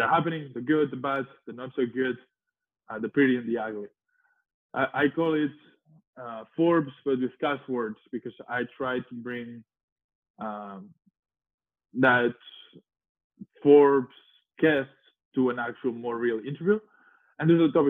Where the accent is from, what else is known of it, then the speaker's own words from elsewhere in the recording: Spain; moved away as an adult; I was early 20s from Spain.